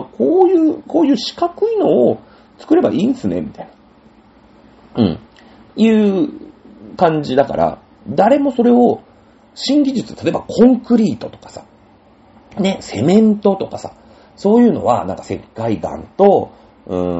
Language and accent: Japanese; Japan; 日本人ですから、日本に生まれて